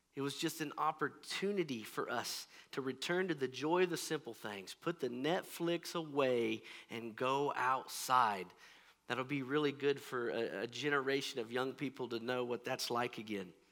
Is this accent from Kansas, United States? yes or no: yes; Kansas, United States; I'm mostly from Kansas, and things are pretty flat around here